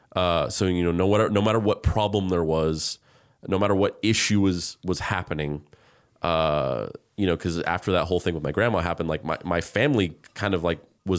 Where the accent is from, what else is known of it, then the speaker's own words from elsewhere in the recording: New Mexico, United States; because I grew up in New Mexico.